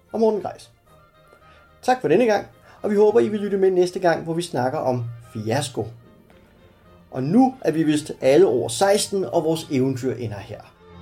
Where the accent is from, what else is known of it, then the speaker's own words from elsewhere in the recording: Stevns, Zealand, Denmark; på Stævns, min hjemstavn